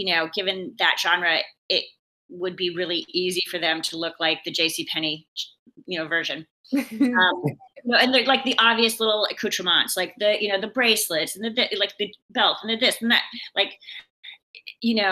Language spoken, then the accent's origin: English; Seattle, Washington, United States; I'm from Seattle, and I grew up, you know, like I came of age with a lot of the grunge artists